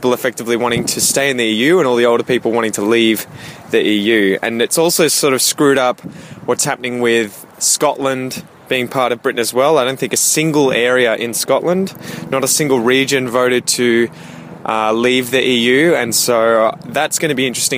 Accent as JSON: {"language": "English", "country": "Australia", "said": "I'm from Australia, I have British heritage"}